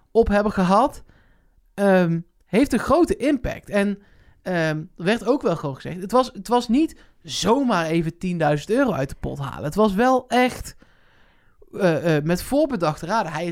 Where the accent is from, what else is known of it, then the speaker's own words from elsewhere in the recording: Netherlands; wij zijn Nederlanders